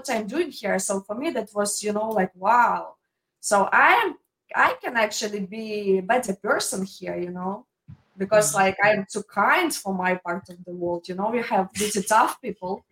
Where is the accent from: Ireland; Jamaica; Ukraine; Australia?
Ukraine; English is a second language; moved away as an adult; now in United States; my hometown is like 1 million people, so you know it's like pretty big, and in general we have pretty big cities like in Ukraine